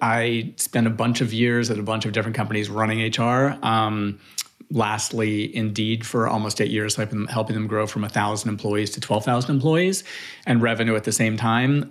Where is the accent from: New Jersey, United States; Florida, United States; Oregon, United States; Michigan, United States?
Florida, United States; Miami; I grew up in Miami, Florida